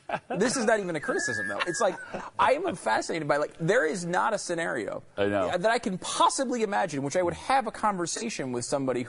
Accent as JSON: {"language": "English", "region": "Northeast", "country": "United States", "moved": "yes", "said": "I'm from the Northeast."}